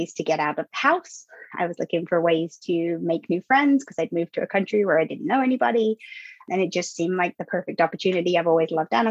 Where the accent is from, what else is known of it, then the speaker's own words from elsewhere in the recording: England, United Kingdom; moved away; I'm from the UK. So I grew up in England, went to school there